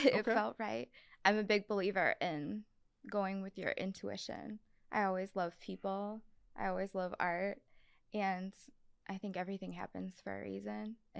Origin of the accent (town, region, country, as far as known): Sugar Grove, United States; born or raised there